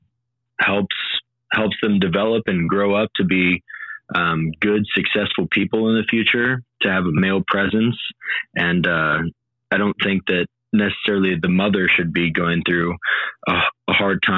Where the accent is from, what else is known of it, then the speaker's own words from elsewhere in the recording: United States; I'm from the United States.